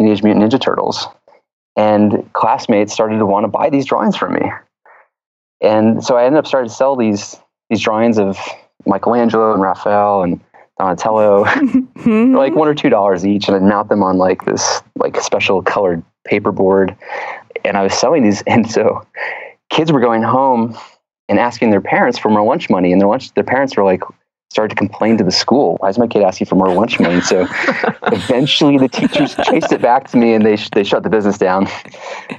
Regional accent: a little town outside of Atlanta, Georgia, United States; born or raised there; now in San Francisco, United States

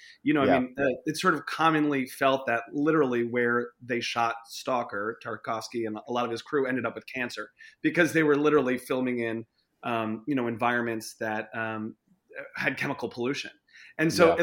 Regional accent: New York City, New York, United States; I grew up in Brooklyn

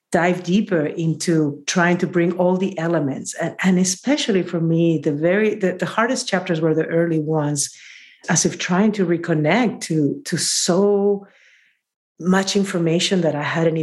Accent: Peru; now in San Francisco, United States; from Peru

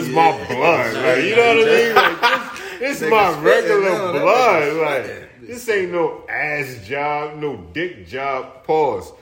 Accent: New York City, New York, United States; I'm from the Bronx. I'm from the Projects, Webster.

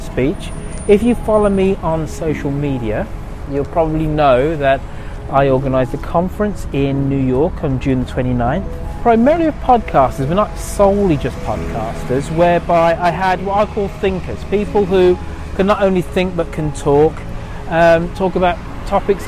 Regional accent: United Kingdom; Being British

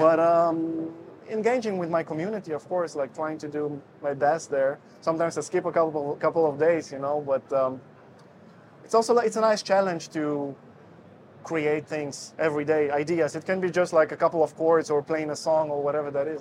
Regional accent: Israel; moved away as an adult; also born or lived in Russia; now in Netherlands; I'm originally from Israel. Well, the story goes this way. So, I was born in Russia. Then, my parents moved to Israel when I was five years old. And uh, when I was 19, I moved to the Netherlands

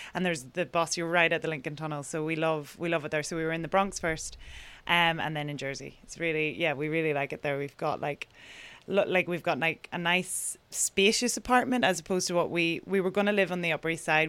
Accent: Ireland; moved away as an adult; now in New York, United States; as Irish people in our kind of tradition

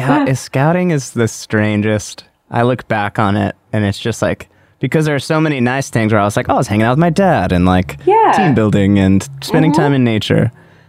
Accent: Orange County, California, United States

